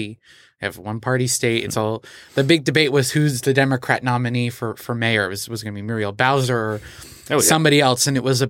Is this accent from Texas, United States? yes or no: yes; Texas, United States; I know I'm known in this podcast for talking a lot about Texas. It's my home state.